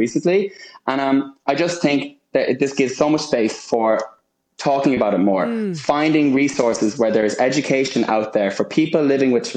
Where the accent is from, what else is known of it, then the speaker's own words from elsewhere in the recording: Ireland; now in United Kingdom; I am Irish through and through and so proud to be from Ireland